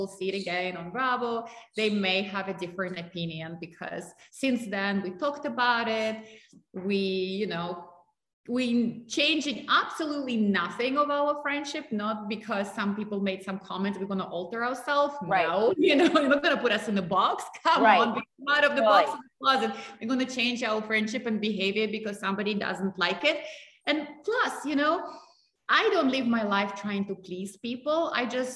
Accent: Russia; moved away; I grew up in Russia.

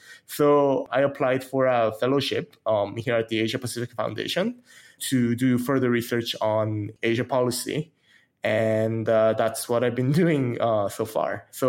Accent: Nicaragua; also born or lived in South Korea / Canada; Yeah, so I'm originally from South Korea, as you can tell from my last name, but I grew up in Nicaragua. So I spent close to a decade over there.

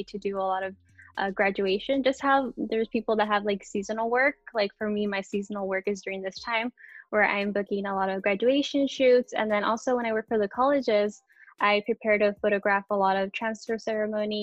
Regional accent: Oxnard, California, United States; I was born and raised in Oxnard.

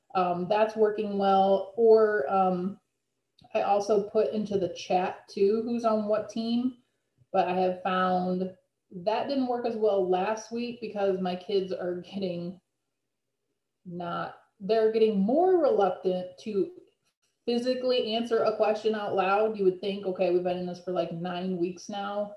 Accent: Illinois, United States; also born or lived in Kentucky; I'm actually from Illinois. I, I moved closer to home

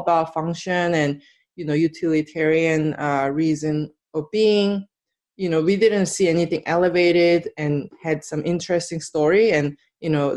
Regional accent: South Korea; now in United States; And I'm from Korea.

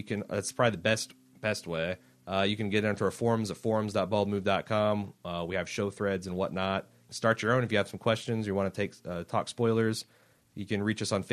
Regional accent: United States; as an American

